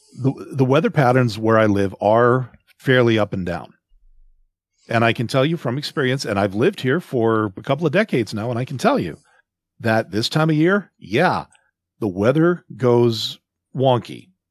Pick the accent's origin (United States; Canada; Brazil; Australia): Canada; also born or lived in Southern Alberta; I'm, I'm Canadian